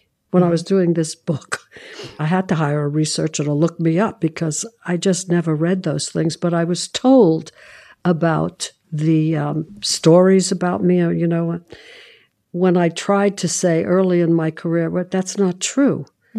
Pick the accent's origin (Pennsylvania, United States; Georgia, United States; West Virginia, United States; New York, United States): New York, United States; New York City; I'm from Brooklyn.